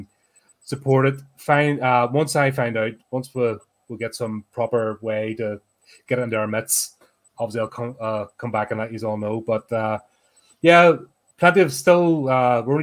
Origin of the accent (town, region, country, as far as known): United Kingdom